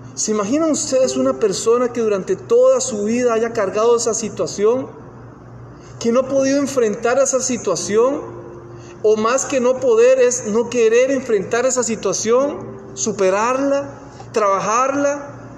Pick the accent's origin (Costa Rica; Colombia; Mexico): Costa Rica; moved away; cuando vi a mi país natal, yo soy de Costa Rica, ya posiblemente ya lo han notado por el acento